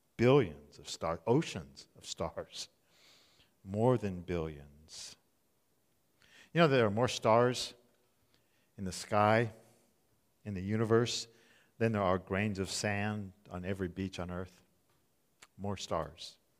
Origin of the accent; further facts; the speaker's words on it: Southern California, United States; I grew up in Southern California